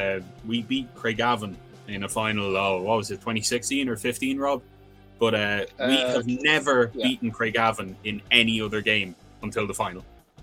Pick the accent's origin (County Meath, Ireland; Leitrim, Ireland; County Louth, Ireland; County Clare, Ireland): County Louth, Ireland; I'm from Louth, just the very south tip of it.